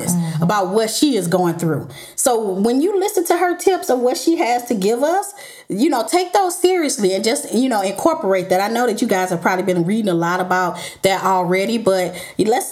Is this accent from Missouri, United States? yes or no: yes; St. Louis, Missouri, United States; moved away; go home to my hometown for a few weeks. And so I decided to record in Duluth, aka St. Louis